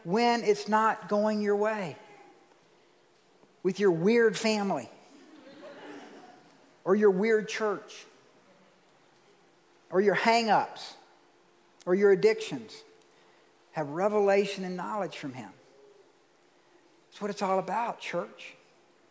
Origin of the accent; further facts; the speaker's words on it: Georgia, United States; I'm from Georgia